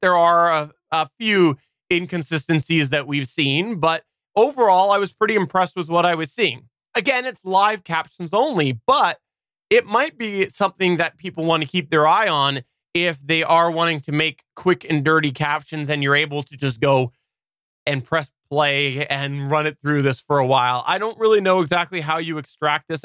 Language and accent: English; Canada; I'm Canadian